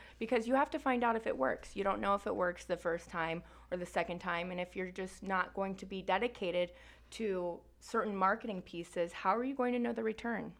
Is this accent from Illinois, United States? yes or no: no; Naples, Florida, United States; also born or lived in France; So I was born in France. I lived there for seven years, grew up in Naples, Florida